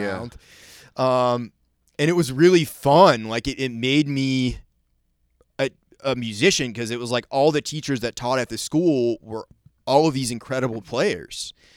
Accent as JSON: {"language": "English", "region": "Maine", "country": "United States", "tie": "born or raised there", "said": "when I was growing up in Maine"}